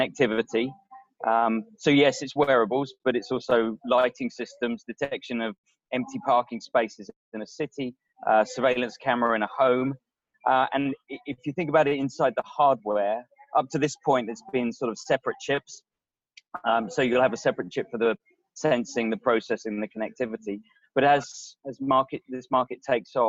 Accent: England, United Kingdom; now in Silicon Valley, United States; we are both English.

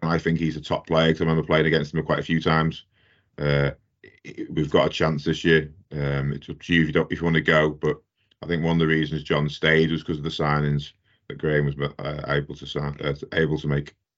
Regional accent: the Wirral, North West England, United Kingdom; moved away; I'm from the Wirral originally.

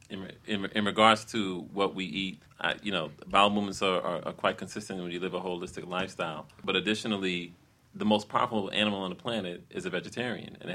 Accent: Haiti; hey, I'm from Haiti, so okay.

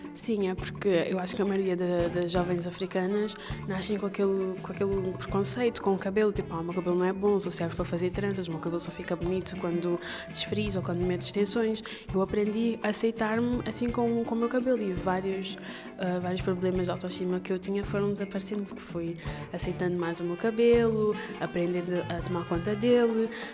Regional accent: Portugal; also born or lived in Angola; eu como vim para cá com um ano e meio, eu sempre me senti portuguesa

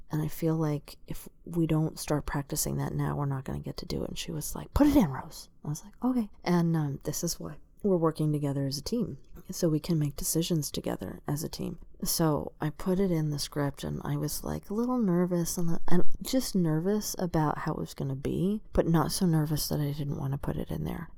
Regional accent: Tucson, Arizona, United States; I'm from the Southwest. I'm from Tucson, Arizona

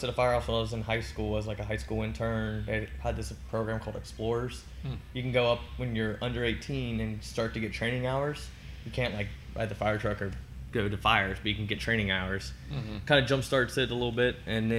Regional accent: Hebron, Kentucky, United States; So, I was born and raised right here in Hebron, Boone County. My family has been out there since like the late 30s. I grew up in the same house my grandpa grew up in, or my mom grew up in. Stayed local, bought a house a mile down the road from the farm

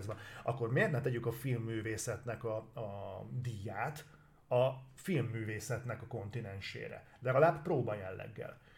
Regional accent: Hungary

